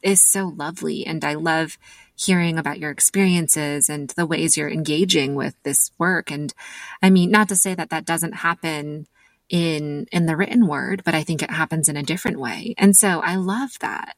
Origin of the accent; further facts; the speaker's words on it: United States; being American and also being the daughter of immigrants